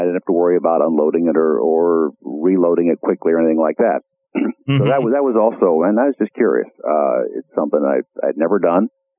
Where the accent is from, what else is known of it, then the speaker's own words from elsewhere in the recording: Iowa, United States; my home state of Iowa